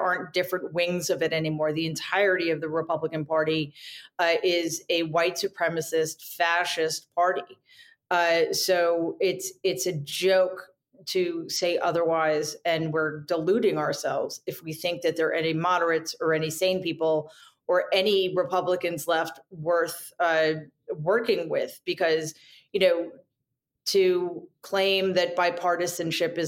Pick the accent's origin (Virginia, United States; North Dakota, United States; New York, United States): New York, United States; as a New Yorker